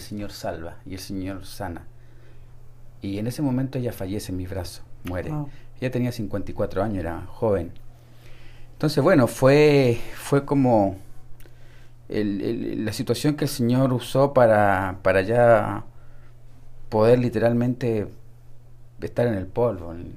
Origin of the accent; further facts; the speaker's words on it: Santiago, Santiago Metropolitan Region, Chile; Desde Chile nací en Santiago de Chile